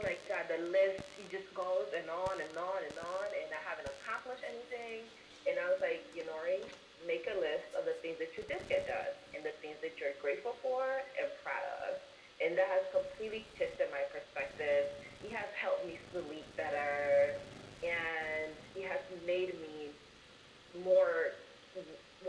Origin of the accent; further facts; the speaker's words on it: New York, United States; also born or lived in Washington, D.C.; now in St. Petersburg, United States; I recently moved to Florida, St. Petersburg from D.C., well, I'm from New York originally